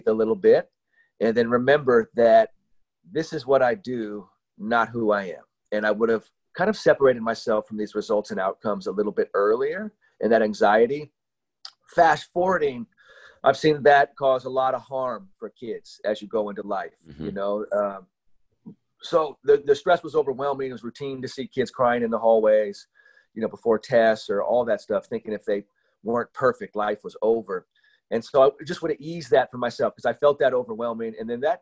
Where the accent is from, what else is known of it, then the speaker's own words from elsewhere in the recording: San Francisco, California, United States; I grew up in San Francisco, and I went to a high school called Lowell High School.